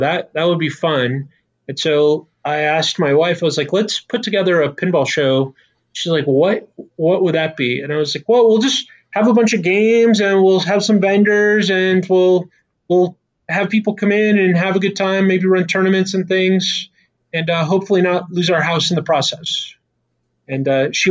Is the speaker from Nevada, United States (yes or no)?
yes; Las Vegas, Nevada, United States; I grew up in Vegas